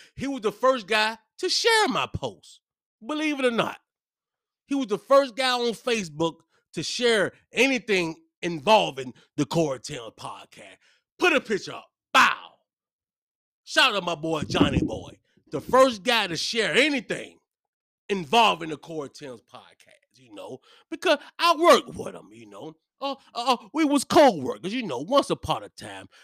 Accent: Hopewell, Virginia, United States; I'm from Hopewell

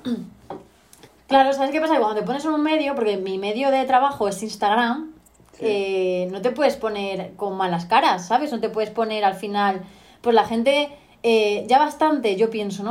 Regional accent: Talavera de la Reina, Castilla-La Mancha, Spain; also born or lived in Extremadura; soy una chica de Talavera de la Reina, soy manchega, mitad manchega, mitad extremeña

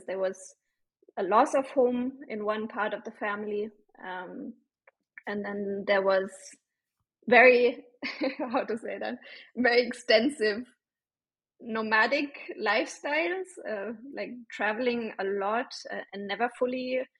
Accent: Bavaria, Germany; moved away as an adult; now in India; I grew up in South Germany, Bavaria

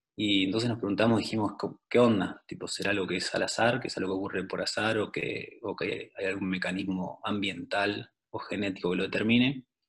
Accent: Neuquén, Argentina; moved away as an adult; also born or lived in Buenos Aires, Argentina / Germany; now in Austria; yo soy de Neuquén, me fui para Buenos Aires a estudiar biología, eh, después del secundario.

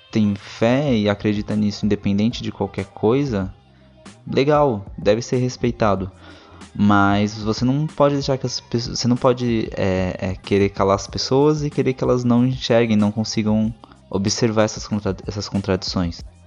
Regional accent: Brazil; Eu sou brasileiro

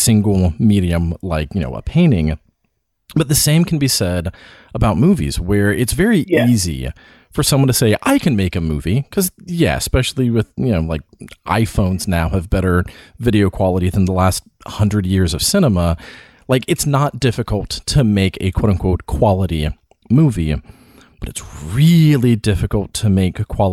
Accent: the South, Appalachia, United States; living in the South, growing up around Appalachia, you know, like there's a lot of folk art around here

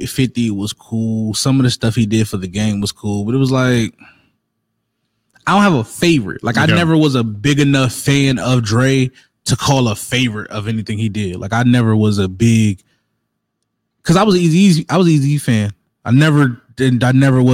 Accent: New Jersey, United States; I'm from Jersey

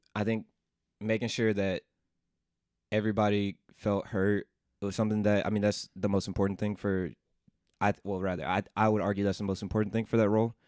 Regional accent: Memphis, Tennessee, United States; moved away as an adult; also born or lived in Washington, D.C.; I grew up in Memphis, Tennessee

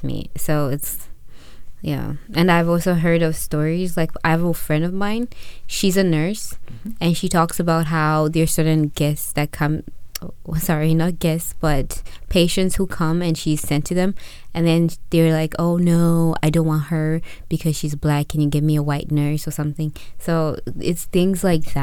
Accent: Zimbabwe; now in Canada; When I was growing up in Zimbabwe

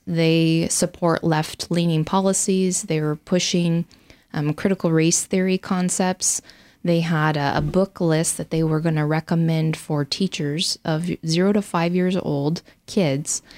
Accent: Riggins, Idaho, United States; I grew up in Idaho, graduated high school from Salmon River High School up in Riggins

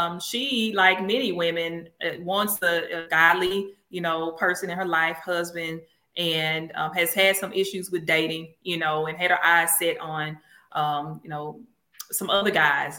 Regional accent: Mississippi, United States; I'm from Mississippi, so this is the birthplace of America's music.

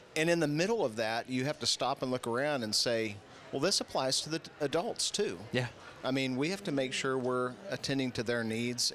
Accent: Woodward, Oklahoma, United States; I was born and raised in Woodward

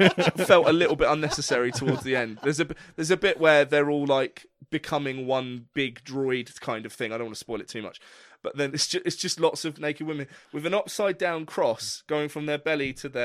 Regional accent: England, United Kingdom; as an English musician

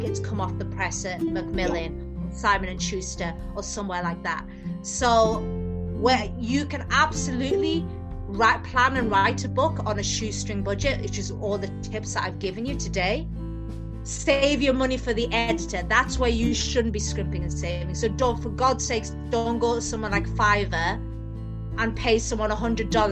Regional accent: Newcastle upon Tyne, North East England, United Kingdom; I'm from Newcastle. So, more northern you get in England, we just speak faster and faster.

